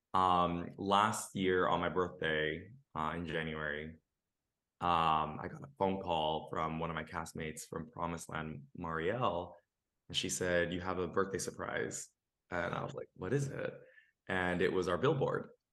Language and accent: English; Los Angeles, California, United States; I'm a Los Angelino, born and raised. I come from a Mexican Nicaraguan family